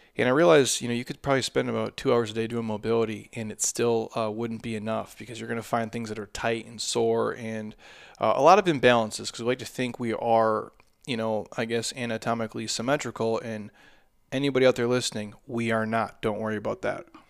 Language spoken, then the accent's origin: English; Midwest, United States; now in Arizona, United States; I come from the Midwest